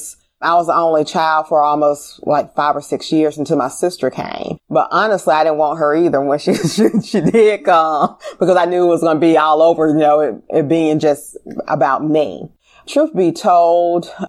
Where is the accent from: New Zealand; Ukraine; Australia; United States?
United States; Memphis, Tennessee; I grew up in Orange Mound